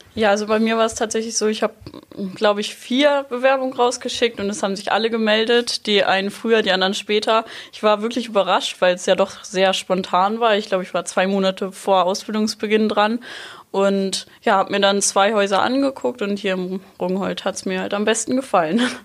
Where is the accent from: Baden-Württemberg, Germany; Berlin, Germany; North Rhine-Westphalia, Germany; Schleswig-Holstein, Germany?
Schleswig-Holstein, Germany; near Rendsburg; now in Sylt, Germany; Ich komme aus der Nähe von Rendsburg